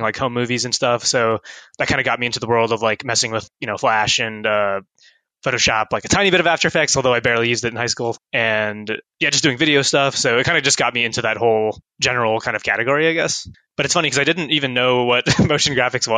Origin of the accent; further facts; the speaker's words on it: Columbus, Ohio, United States; moved away as an adult; also born or lived in Cincinnati; I went to Thomas Worthington. So it's kind of like up just below the 270, kind of the north side